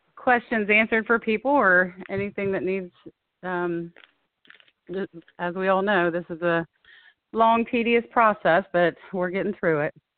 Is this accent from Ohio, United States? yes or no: yes; Springfield, Ohio, United States; born and raised in Springfield, Ohio